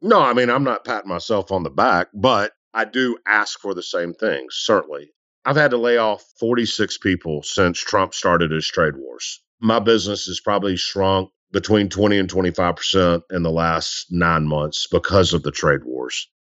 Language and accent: English; Memphis, Tennessee, United States; also born or lived in Delta South; I'm a dude from Memphis who volunteered coaching high school football.